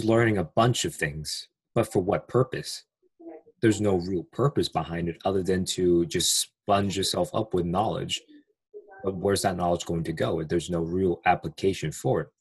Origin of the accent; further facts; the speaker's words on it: United States; English is a second language; I am from the United States. I live near DC